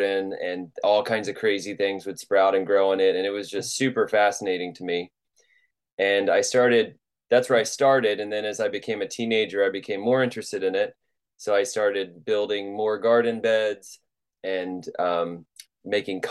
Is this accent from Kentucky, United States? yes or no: yes; Louisville, Kentucky, United States; I'm from Louisville, Kentucky, and I grew up there